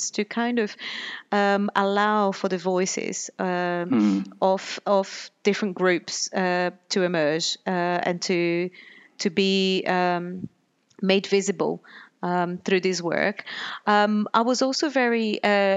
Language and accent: English; Pernambuco, Brazil; moved away as an adult; now in United Kingdom; I grew up in Brazil, and when I was a teenager, back in the 90s, there was a police strike in Pernambuco, where my family lived